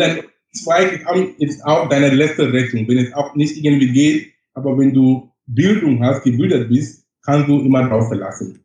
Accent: Bamenda, North-West Region, Cameroon; German is a second language; moved away as an adult; now in Germany; Ich bin groß geworden in Kamerun. Ich komme gebürtig aus Kamerun, mhm. auf einem Stadt heißt Bamenda. Da okay. habe ich zu meinem 22. Lebensjahr gelebt.

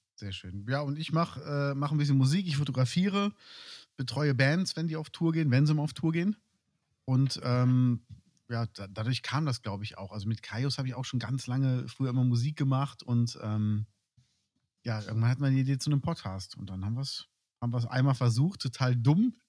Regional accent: Cologne, North Rhine-Westphalia, Germany; moved away; ich bin in Köln aufgewachsen

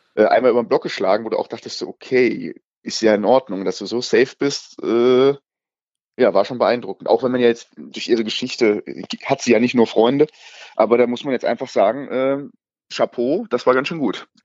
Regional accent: Frankenberg, Germany; now in Mainz, Germany; Ich bin im schönen Frankenberger Paradies, also in meiner Heimat

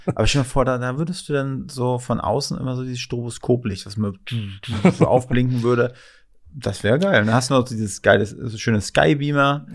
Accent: Ludwigslust, Mecklenburg-Vorpommern, Germany; now in Berlin, Germany; weil wir kommen aus Ludwigslust.

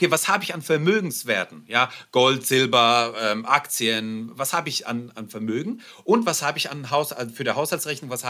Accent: Germany; also born or lived in Russia; Ich bin, ich bin ähm, in Russland geboren, bin nach Deutschland gekommen. Wir sind hier, hier aufgewachsen.

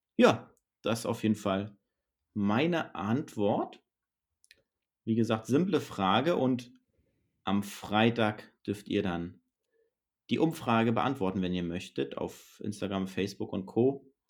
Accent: Northern Germany, Germany; hier bei uns in Norddeutschland

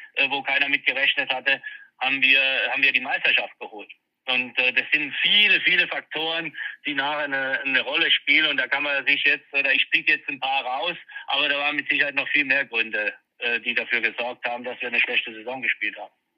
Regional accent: Mannheim, Baden-Württemberg, Germany; ist meine Heimatstadt, äh, da bin ich groß geworden, bin da geboren

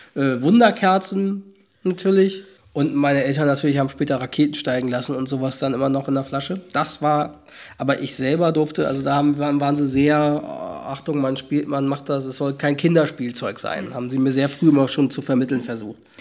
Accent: Hamburg area, Schleswig-Holstein, Germany; Ich bin mit damit aufgewachsen in, im Raum Hamburg, Schleswig-Holstein

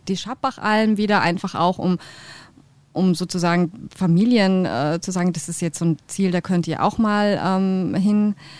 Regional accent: Kiel, Schleswig-Holstein, Germany; moved away; also born or lived in Bad Reichenhall; ich bin ja auch nicht von hier, wie man hört. Ich komme ähm, aus Kiel, also von der Ostsee

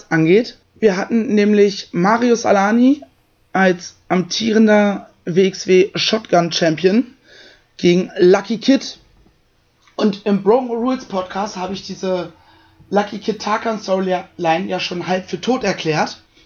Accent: Germany; Ich bin froh, in Deutschland geboren und zu sein und hier zu leben

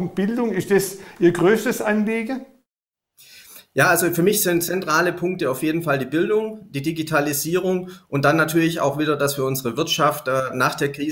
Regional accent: Stuttgart, Baden-Württemberg, Germany; also born or lived in Sindelfingen; In Stuttgart. Dann Schule, Ausbildung? Äh, zunächst war ich auch in Stuttgart am Wilhelmsgymnasium in Degerloch und habe dann gewechselt ans Goldberg-Gymnasium nach Sindelfingen

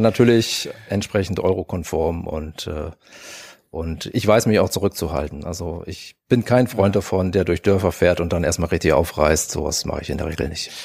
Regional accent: Bremen, Germany; ich bin hier tatsächlich in Bremen auch geboren

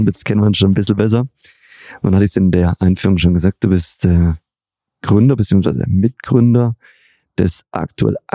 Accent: Göppingen, Baden-Württemberg, Germany; Ich komme aus der Perle Europas, Baden-Württemberg und zwar aus Göppingen bei Stuttgart.

